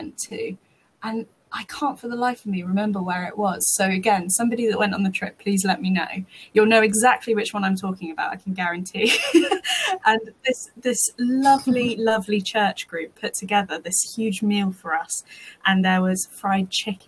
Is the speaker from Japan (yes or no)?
no; United Kingdom; I'm very British